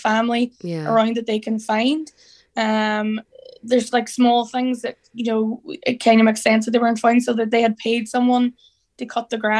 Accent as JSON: {"language": "English", "region": "Northern Ireland", "country": "United Kingdom", "tie": "born or raised there", "moved": "yes", "lives_now": "Ireland", "said": "I grew up in the north where every, you know, policeman has a gun"}